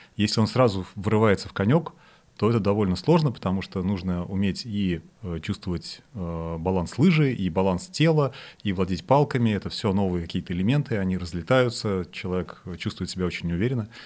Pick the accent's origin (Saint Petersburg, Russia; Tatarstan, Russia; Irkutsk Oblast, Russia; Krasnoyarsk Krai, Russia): Saint Petersburg, Russia; Я сам из Питера, э, и мы когда в начальной школе ходили на лыжи